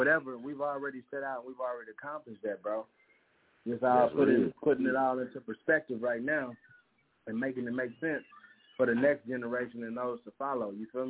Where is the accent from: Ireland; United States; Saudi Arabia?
United States; San Francisco, California; now in Muskogee, United States; You know, even though I'm originally from San Francisco, California, the 415, Muskogee is my home, man.